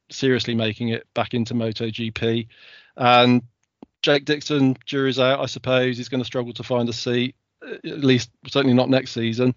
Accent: United Kingdom; as a British fan

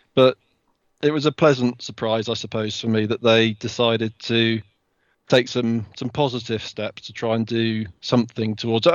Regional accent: United Kingdom; as a Brit

